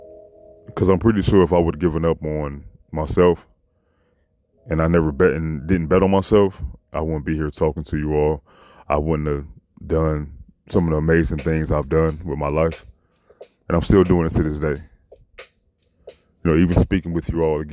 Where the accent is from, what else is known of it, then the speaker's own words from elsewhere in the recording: Chicago, Illinois, United States; I'm from Chicago. You know, coming up from middle school all the way to high school